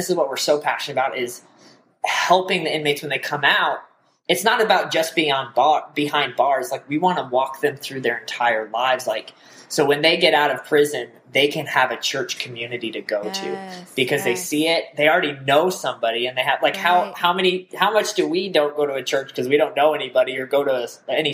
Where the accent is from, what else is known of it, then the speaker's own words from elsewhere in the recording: Colorado, United States; moved away as an adult; also born or lived in Nebraska / Oklahoma; I grew up in Colorado. I was a pastor's kid there for my whole life